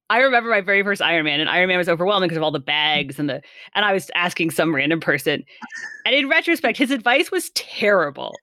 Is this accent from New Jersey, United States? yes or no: no; California, United States; I'm from mm-hmm. California.